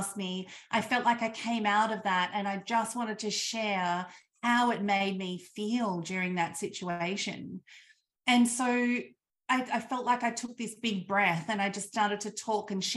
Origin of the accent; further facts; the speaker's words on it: Australia; I grew up in Australia in the country